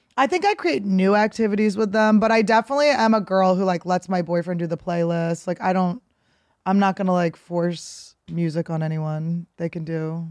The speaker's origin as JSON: {"language": "English", "town": "Philadelphia", "region": "Pennsylvania", "country": "United States", "also_born_or_lived": "New York", "moved": "yes", "lives_now": "Los Angeles, United States", "said": "I'm from Philadelphia."}